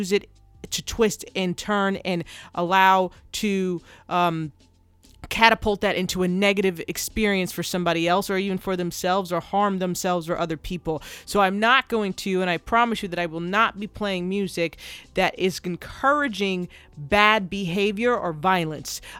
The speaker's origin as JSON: {"language": "English", "region": "New Jersey", "country": "United States", "tie": "born or raised there", "said": "I'm from New Jersey"}